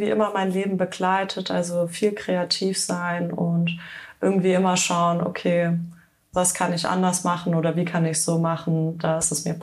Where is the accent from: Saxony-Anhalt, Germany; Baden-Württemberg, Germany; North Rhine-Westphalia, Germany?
Baden-Württemberg, Germany; Hüfingen; Ich komme ursprünglich aus dem schönen Schwarzwald, äh, aus Hüfingen, um genau zu sein. Und äh, dort bin ich aufgewachsen